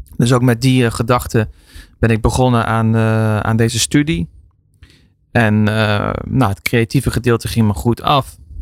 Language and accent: Dutch; Soerendonk, North Brabant, Netherlands; also born or lived in Eindhoven / Belgium; ik ben geboren in Eindhoven, opgegroeid onder de rook van Eindhoven Soerendonk